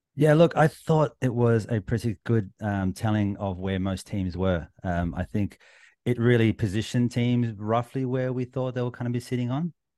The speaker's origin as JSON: {"language": "English", "region": "New South Wales", "country": "Australia", "said": "I'm from New South Wales"}